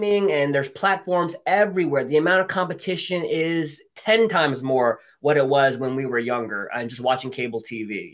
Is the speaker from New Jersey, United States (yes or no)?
yes; New Jersey, United States; moved away as an adult; now in New York City, United States; I'm originally from Jersey, and I'm the Jerseyest Jersey boy you will ever meet